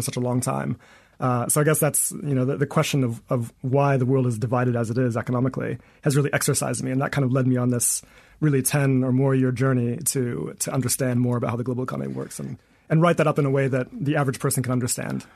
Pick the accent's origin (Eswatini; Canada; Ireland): Eswatini; moved away as an adult; also born or lived in United States; I'm originally from Swaziland